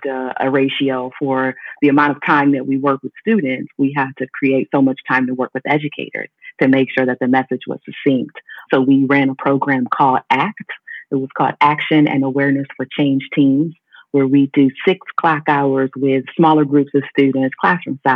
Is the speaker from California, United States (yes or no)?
no; Cleveland, Ohio, United States; also born or lived in Atlanta; I'm from Cleveland, Ohio, born and raised. That's where I still live today, even though I work in Kent